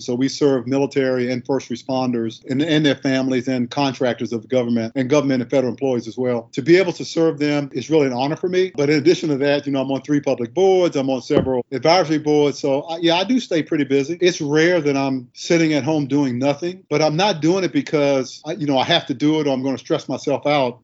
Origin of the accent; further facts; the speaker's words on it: Washington, District of Columbia, United States; moved away; I'm from Southeast DC